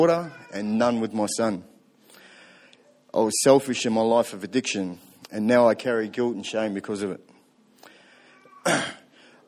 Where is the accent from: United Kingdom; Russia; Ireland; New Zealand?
New Zealand; Tokoroa, Waikato; I was born in New Zealand, Central North Island, in a town called Tokoroa.